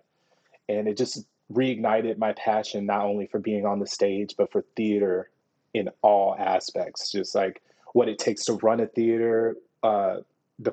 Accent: Houston, Texas, United States; moved away as an adult; also born or lived in Fort Worth, Texas; I'm from Houston, Texas

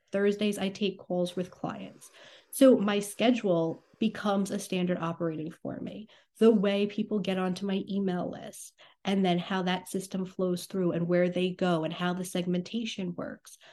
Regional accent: New York, United States; I'm from New York.

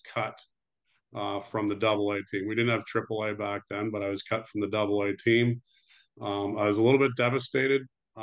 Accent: Toronto, Ontario, Canada; I grew up in Toronto, Canada

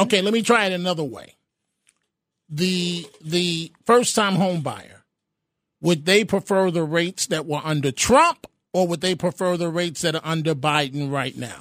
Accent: New York, United States; I'm a New Yorker

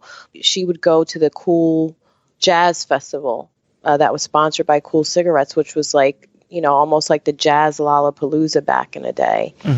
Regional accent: Camden, New Jersey, United States; Yes, I am. I was born in Camden, New Jersey.

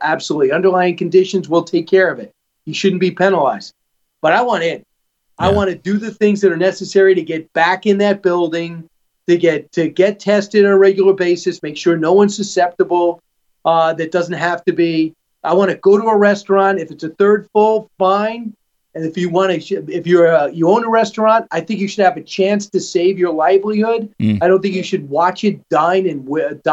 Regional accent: New York, United States; also born or lived in Los Angeles; as a New Yorker who lived in L.A. for a while

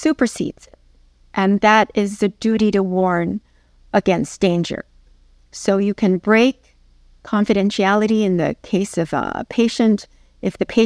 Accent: New York City, New York, United States; while I was growing up in New York City

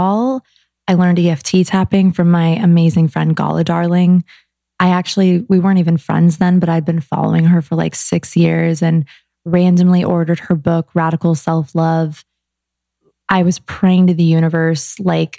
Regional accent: Arizona, United States; moved away as an adult; now in Los Angeles, United States; I was from Arizona

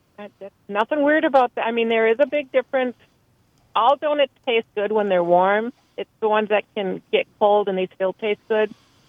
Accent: Wisconsin, United States; moved away; I grew up in Wisconsin

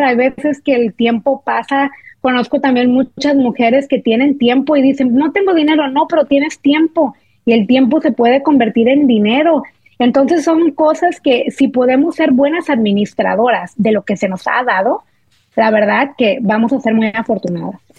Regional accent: Monterrey, Nuevo León, Mexico; nosotros somos de Monterrey, soy regia de corazón

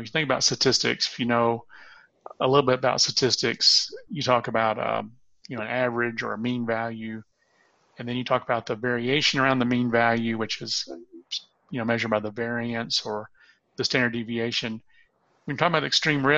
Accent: Gadsden, Alabama, United States; now in Tennessee, United States; I was born at the what was then the Holy Name of Jesus Hospital in Gadsden, Alabama

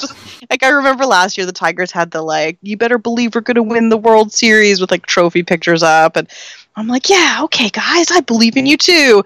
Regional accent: Canada; As a Canadian

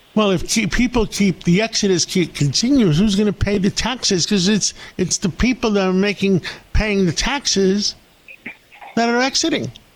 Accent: New York, United States; I'm a New Yorker.

